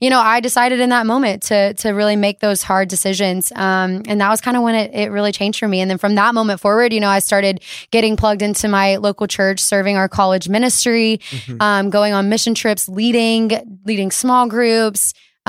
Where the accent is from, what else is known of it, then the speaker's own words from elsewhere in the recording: Alabama, United States; I'm from Alabama, so we didn't have like a good airport.